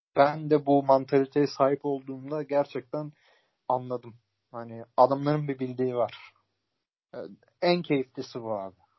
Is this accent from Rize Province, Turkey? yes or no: no; İzmir, Turkey; ben de doğma büyüme Hatta ailesi yüz elli, iki yüz yıldır İzmir'de yaşayan birisi olarak